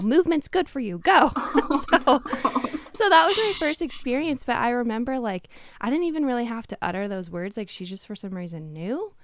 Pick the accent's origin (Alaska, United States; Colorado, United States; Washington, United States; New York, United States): Washington, United States; Tacoma; I grew up in Tacoma, Washington.